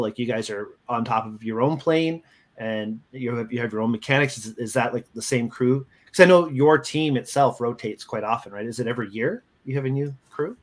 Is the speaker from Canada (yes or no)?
yes; Canada; moved away; also born or lived in United States; as a Canadian, uh, I'm very proud of. I've lived in the States for a long time